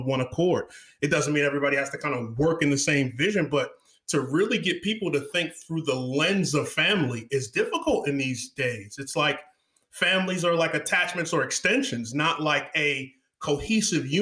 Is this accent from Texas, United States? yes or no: no; New York City, New York, United States; now in Houston, United States; I'm from Houston Cypress. Originally, I'm a native New Yorker, loyal Texan.